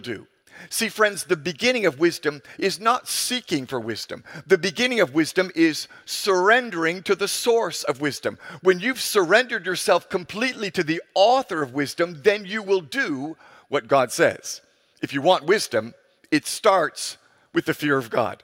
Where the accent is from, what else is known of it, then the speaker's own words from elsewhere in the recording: Ghana; our culture here in my home country of Ghana